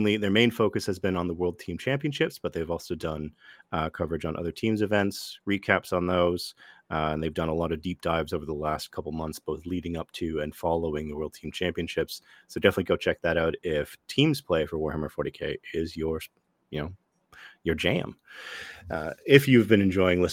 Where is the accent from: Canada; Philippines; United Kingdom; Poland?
Canada; Ottawa, Ontario; here in my hometown of Ottawa